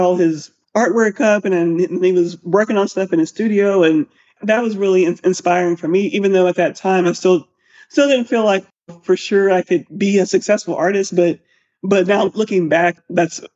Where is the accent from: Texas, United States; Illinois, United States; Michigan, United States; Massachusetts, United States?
Texas, United States; Lubbock; also born or lived in Austin, Texas; I grew up in Lubbock, Texas